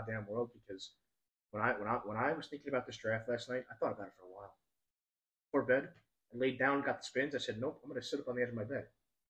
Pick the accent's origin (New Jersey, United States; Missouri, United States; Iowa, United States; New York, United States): New York, United States; moved away; I am a New Yorker. I'm from up north.